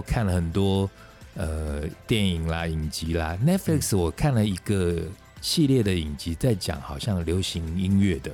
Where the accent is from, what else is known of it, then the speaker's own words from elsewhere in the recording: Taiwan; 我们在台湾成长的人